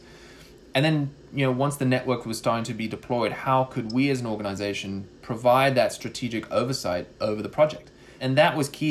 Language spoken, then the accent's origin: English; South Africa; also born or lived in Philadelphia; now in United States; even though the accent might fool you, growing up in South Africa, which I did for most of my life